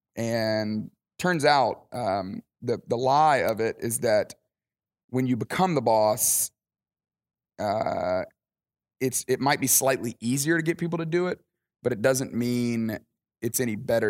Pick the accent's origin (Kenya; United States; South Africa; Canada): United States; Alabama; moved away as an adult; also born or lived in Dallas, Texas; now in Atlanta, United States; I grew up in Alabama.